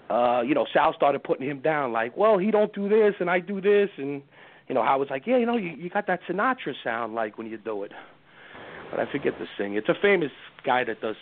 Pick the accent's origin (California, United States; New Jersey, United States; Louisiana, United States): New Jersey, United States; Jersey City; I'm from Jersey City